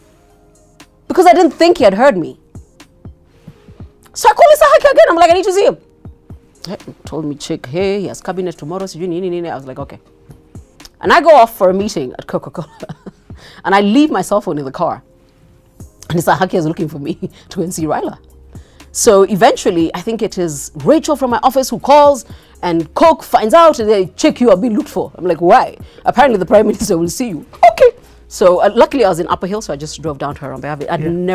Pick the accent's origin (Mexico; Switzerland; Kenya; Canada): Kenya; I'm a Kenyan